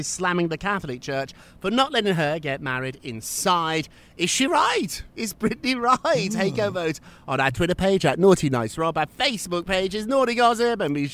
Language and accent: English; Birmingham, West Midlands, United Kingdom; when I was growing up in Birmingham, England